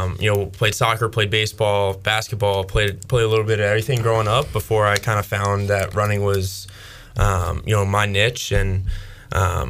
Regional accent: outside of Philadelphia, Pennsylvania, United States; moved away as an adult; also born or lived in Pittsburgh, Pennsylvania; now in Greenville, United States; I grew up outside of Philadelphia, and I ran for the University of Pittsburgh when I was in college

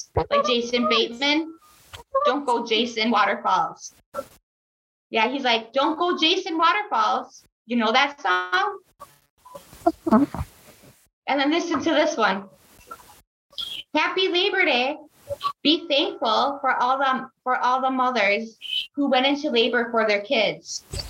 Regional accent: Milwaukee, Wisconsin, United States; I'm from the southern part of the state.

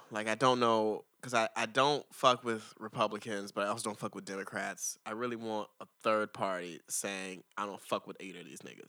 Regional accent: Marietta, Georgia, United States; now in Los Angeles, United States; From Marietta, but I say Atlanta.

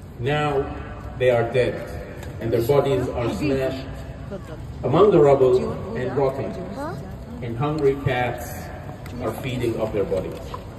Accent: Gaza, Gaza Strip, Palestine; now in Brisbane, Australia; I'm a Palestinian and Australian. I am from Gaza.

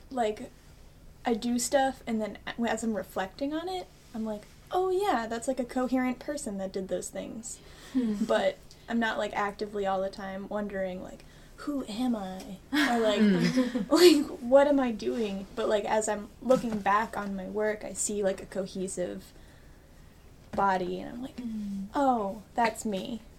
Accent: New Hampshire, United States; I'm a junior in graphic design, and I'm also from New Hampshire.

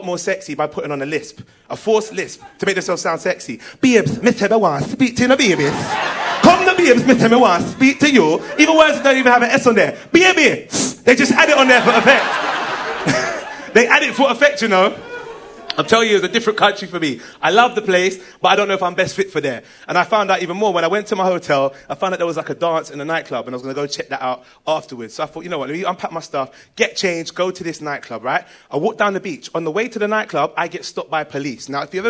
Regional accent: England, United Kingdom; accent: English; Oh, I come from England.

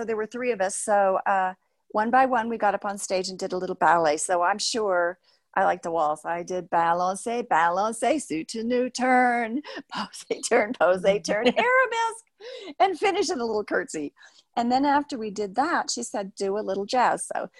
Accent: Effingham, Illinois, United States; now in Pueblo, United States; He and my mother moved to Effingham, Illinois, and he joined a medical clinic there. So my older sister was born in Pueblo, but I was born in Effingham.

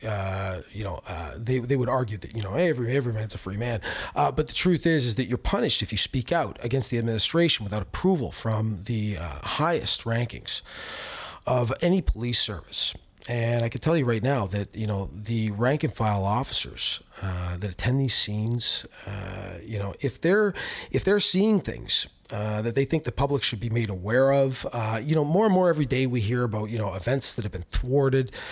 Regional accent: Canada; as a Canadian public

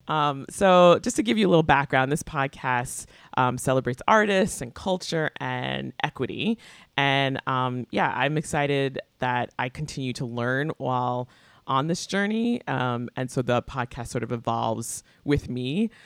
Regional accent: Long Island, New York, United States; I grew up in Long Island, but also the daughter of a public school teacher

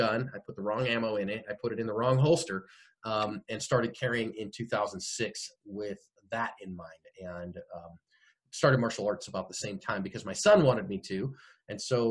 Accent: Bay Area, California, United States; moved away as an adult; also born or lived in Phoenix; we were both born and raised in the Bay Area of California

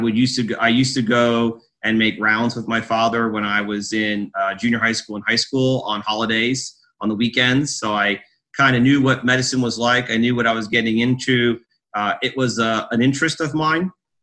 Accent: Emmaus, Pennsylvania, United States; I was born and raised in Emmaus, Pennsylvania, which is outside of Allentown, Pennsylvania, in a sort of semi-rural environment on a small farm. I went to Emmaus High School

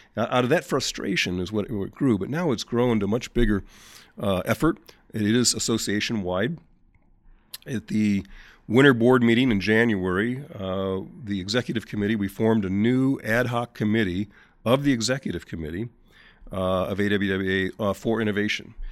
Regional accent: St. Louis, Missouri, United States; Saint Louis, my hometown

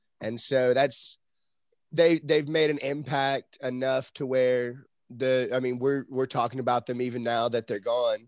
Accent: Texas, United States; Come from Texas, a.k.a. Hell.

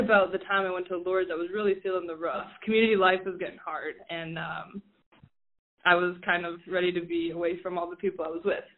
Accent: Rapid City, South Dakota, United States; I am originally from Rapid City, grew up as a parishioner from the Cathedral of Our Lady of Perpetual Health

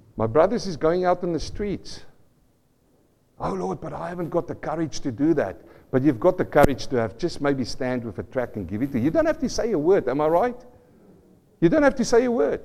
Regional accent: South Africa; moved away; I come from South Africa, and, and, I remember as a young boy, we were living on the farm, uh, not a farm boy, in a small town next to farms

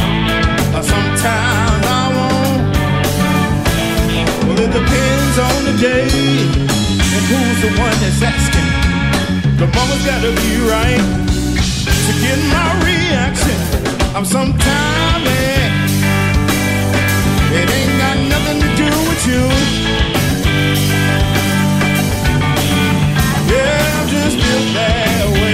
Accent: Milwaukee, Wisconsin, United States; also born or lived in Rockford, Illinois; although I was born in Rockford, Illinois, but I've attended all of my schools here in Milwaukee

